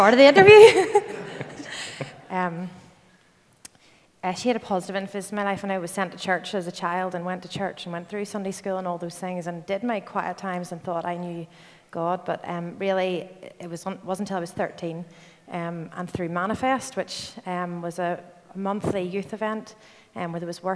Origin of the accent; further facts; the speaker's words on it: Belfast, Northern Ireland, United Kingdom; moved away as an adult; also born or lived in Glasgow; I'm from Belfast, and grew up here